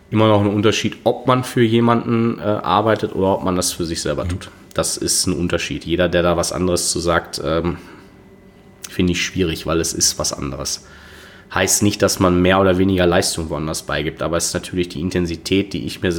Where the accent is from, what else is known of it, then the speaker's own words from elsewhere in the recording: Dortmund, North Rhine-Westphalia, Germany; es ist meine Heimatstadt. Das äh, ich bin vor ein paar Jahren zurück nach Dortmund gekommen.